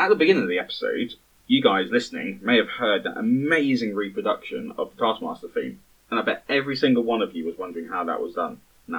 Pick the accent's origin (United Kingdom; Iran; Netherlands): United Kingdom; England; We're English, unfortunately, yeah.